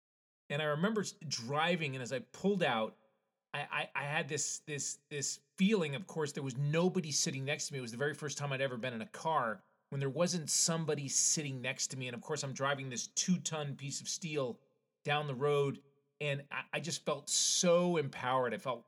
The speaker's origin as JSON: {"language": "English", "region": "Connecticut", "country": "United States", "tie": "born or raised there", "said": "I grew up in Connecticut where you had to wait 6 months to get your license."}